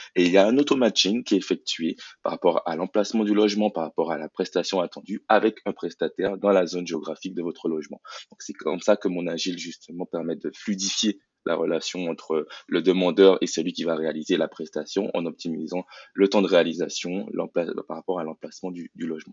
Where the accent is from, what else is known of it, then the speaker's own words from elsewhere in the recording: Guadeloupe; je suis issu de la Guadeloupe